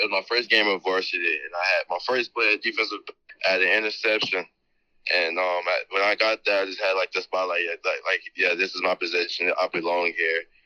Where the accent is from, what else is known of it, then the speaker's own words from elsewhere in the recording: Baton Rouge, Louisiana, United States; now in Arizona, United States; I'm from Baton Rouge, Louisiana